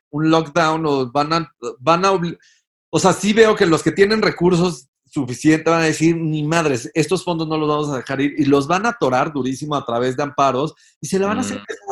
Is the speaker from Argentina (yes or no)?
no; Mexico; somos superhéroes los mexicanos